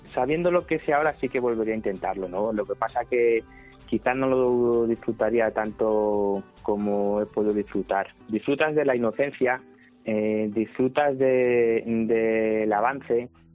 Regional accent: El Tiemblo, Castile and León, Spain; el Tiemblo porque es mi pueblo

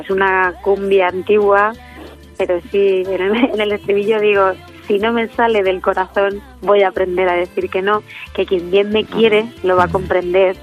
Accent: Letur, Sierra del Segura, Albacete, Castilla-La Mancha, Spain; en mi pueblo donde me he criado, en Letún, en la Sierra del Segura de Albacete

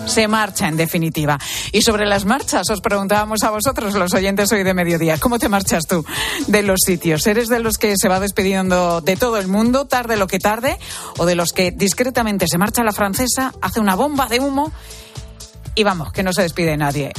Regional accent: Venezuela; moved away as an adult; cuando me fui de mi país, me fui de Venezuela y ya no iba a vivir más allí

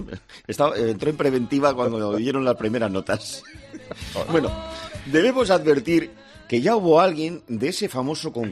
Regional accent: Spain; ¿Quién ha ganado el mundial? ¿Quién? España, nosotros, todos. Yo soy español.

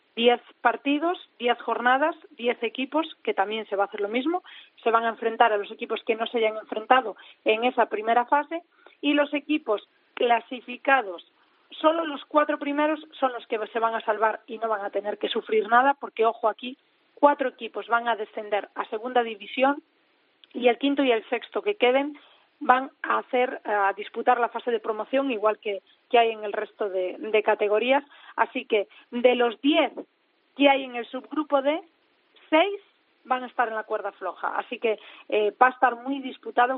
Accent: Galicia, Spain; now in Madrid, Spain; yo soy gallega

